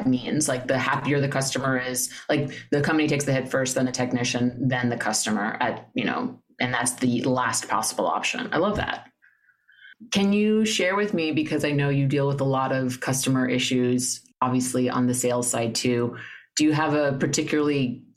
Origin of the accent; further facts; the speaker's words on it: New York City, New York, United States; now in Los Angeles, United States; So I'm from New York, born and raised, but I am from Flushing, Queens. So literally grew up like a stone's throw away from Shea